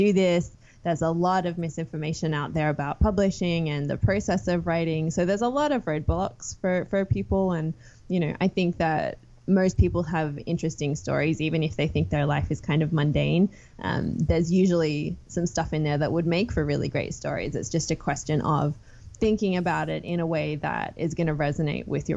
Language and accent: English; Sydney, New South Wales, Australia; moved away as an adult; I grew up in Sydney, one of four kids. I left Australia after finishing university